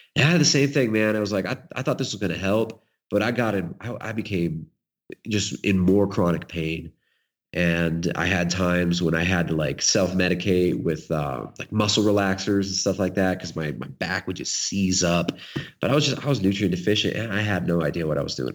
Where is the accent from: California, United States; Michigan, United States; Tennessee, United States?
California, United States; accent: California; moved away; I grew up in California